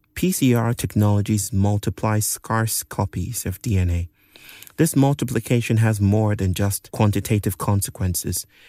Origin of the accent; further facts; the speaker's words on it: Nigeria; moved away; Growing up in Nigeria